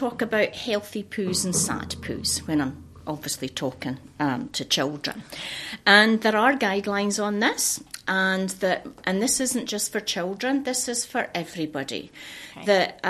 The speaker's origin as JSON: {"language": "English", "region": "Scotland", "country": "United Kingdom", "moved": "as an adult", "said": "Because I emigrated from Fife in Scotland, and came across here with my husband and my son, and I started working at the local hospital, Hastings Hospital."}